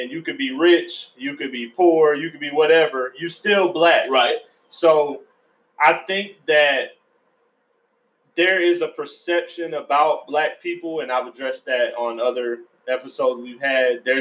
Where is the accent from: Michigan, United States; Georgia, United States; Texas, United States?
Georgia, United States; also born or lived in Florida; I'm from Florida too. I was born in Florida. I grew up in Georgia